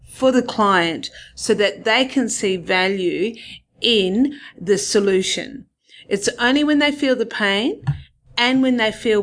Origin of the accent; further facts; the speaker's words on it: Perth, Western Australia, Australia; I'm originally from Perth, and I did an accounting degree here